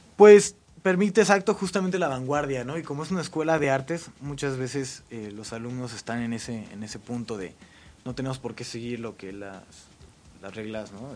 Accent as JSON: {"language": "Spanish", "region": "Mexico City", "country": "Mexico", "tie": "born or raised there", "also_born_or_lived": "Monterrey", "said": "mi papá se vino por el trabajo. para acá. Entonces soy más chilango que regio"}